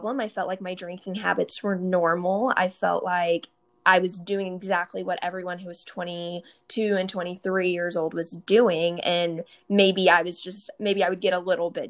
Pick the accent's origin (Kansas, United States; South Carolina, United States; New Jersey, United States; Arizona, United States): Kansas, United States; now in Dallas, United States; I am originally from Kansas, but I live in Dallas, Texas right now